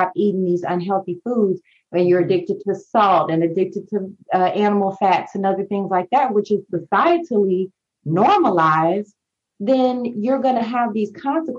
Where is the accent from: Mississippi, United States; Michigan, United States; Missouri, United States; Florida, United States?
Missouri, United States; St. Louis; moved away as an adult; also born or lived in New Orleans, Louisiana / Houston, Texas; I'm from St. Louis